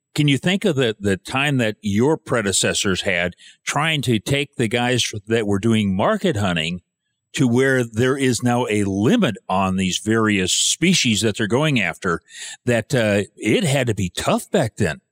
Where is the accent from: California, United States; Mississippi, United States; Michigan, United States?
Michigan, United States; I was born and raised in Michigan